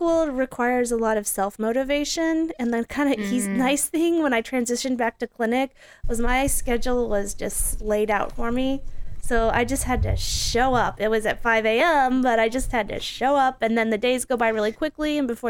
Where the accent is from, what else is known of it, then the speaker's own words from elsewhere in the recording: Wichita, Kansas, United States; born there; I was born in Wichita.